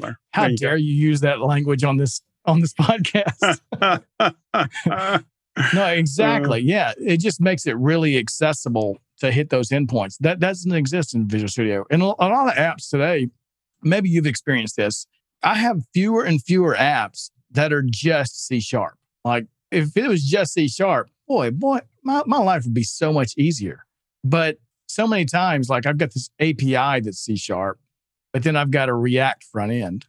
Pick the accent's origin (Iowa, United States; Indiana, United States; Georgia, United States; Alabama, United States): Alabama, United States; Listen, yeah, I'm from Alabama. I'm not giving him any grief on accents.